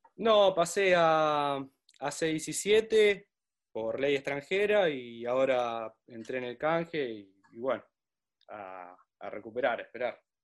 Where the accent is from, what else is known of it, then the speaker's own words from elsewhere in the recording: Pergamino, Buenos Aires Province, Argentina; Yo soy de Pergamino